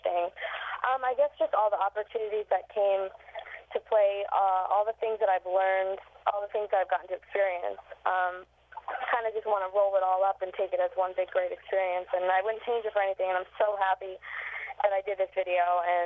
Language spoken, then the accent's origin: English; Pennsylvania, United States; now in New York City, United States; that's my home state